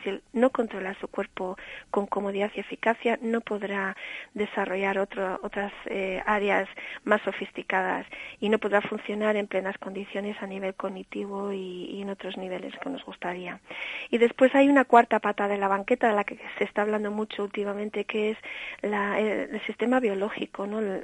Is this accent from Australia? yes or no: yes; Australia; also born or lived in Cantabria; now in Spain; nací en Australia y por eso me dedico a enseñar inglés